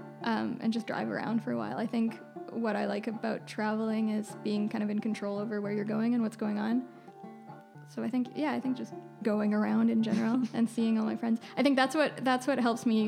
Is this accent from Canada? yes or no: yes; British Columbia, Canada; now in Montreal, Canada; I'm from BC. I'm from the West Coast.